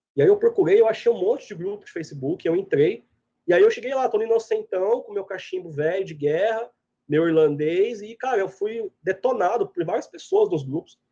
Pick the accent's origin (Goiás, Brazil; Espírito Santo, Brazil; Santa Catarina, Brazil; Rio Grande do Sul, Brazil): Goiás, Brazil; moved away as an adult; also born or lived in Piracicaba, Brazil; now in United States; eu sou goiano, mas minha família é paulista e gaúcha, cresci em Goiás